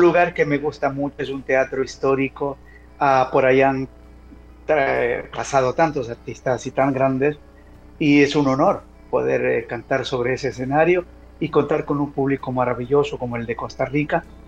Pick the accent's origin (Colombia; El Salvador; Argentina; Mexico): El Salvador; Yo como salvadoreño